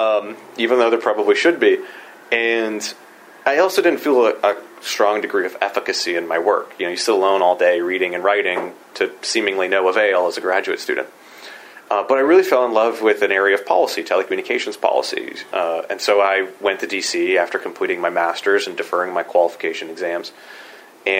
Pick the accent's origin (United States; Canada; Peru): United States; Erie, Pennsylvania; moved away; also born or lived in Washington, D.C.; I could go back to my hometown, get a little experience, learn about this. And the Northwest PA Tech Council had a contract to determine whether or not the Northwest PA Tech Council should exist as a nonprofit. So I took that six-month contract, came to Erie